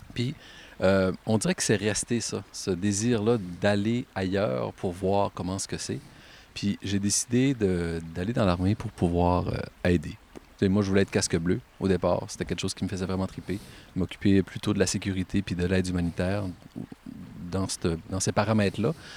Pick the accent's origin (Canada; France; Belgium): Canada; Caplan, Quebec; Je viens de Caplan. J'ai grandi dans une maison à peu près à 300-400 mètres d'ici